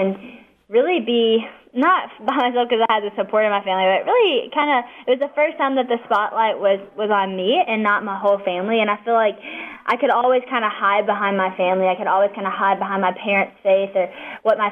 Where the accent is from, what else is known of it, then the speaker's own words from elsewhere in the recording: West Monroe, Louisiana, United States; I am actually from West Monroe, Louisiana